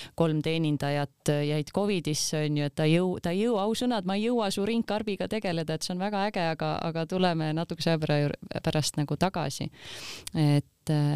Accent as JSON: {"language": "Estonian", "town": "Kuressaare", "region": "Saare County", "country": "Estonia", "said": "me oleme ise Kuressaarest pärit"}